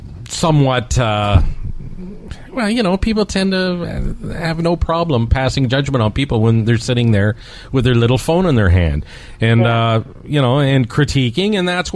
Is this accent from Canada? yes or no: yes; Toronto, Ontario, Canada; now in Calgary, Canada; I grew up in Toronto, was always a big fan of your and of the Humble and Fred show.